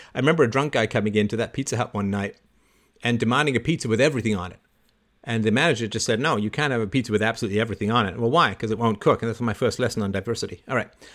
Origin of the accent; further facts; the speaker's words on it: Toronto, Ontario, Canada; I do have a lot of, lot of fond memories about growing up in Don Mills.